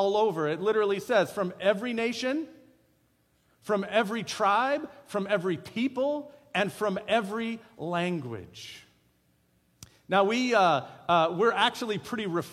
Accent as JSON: {"language": "English", "country": "United States", "accent": "American"}